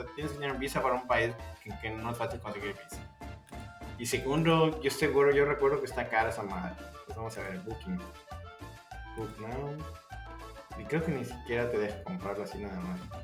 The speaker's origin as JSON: {"language": "Spanish", "country": "Mexico", "said": "yo como mexicano"}